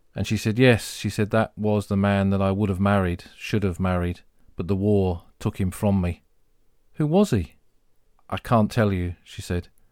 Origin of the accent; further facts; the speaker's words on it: Crawley, South East England, United Kingdom; moved away; Where I grew up in Crawley in Sussex, Crawley was a new town